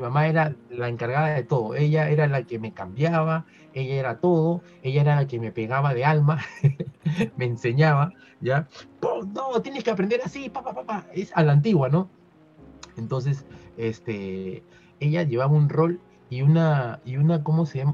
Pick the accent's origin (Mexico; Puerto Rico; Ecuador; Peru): Peru; como peruano